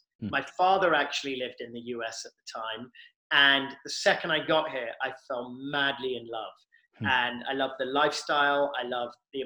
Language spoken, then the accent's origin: English; London, United Kingdom; moved away as an adult; I'm born and raised in London, single mother, lived in London through the age of 21